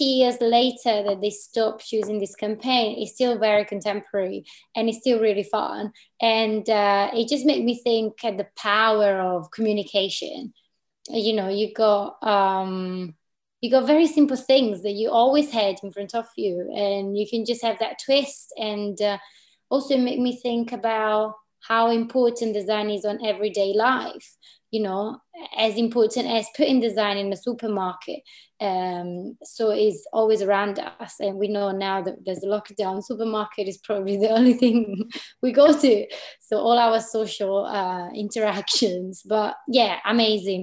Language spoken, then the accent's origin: English; Italy; moved away as an adult; also born or lived in Milan / Berlin / London; now in Glasgow, United Kingdom; I am a designer based in Glasgow, but I'm from Italy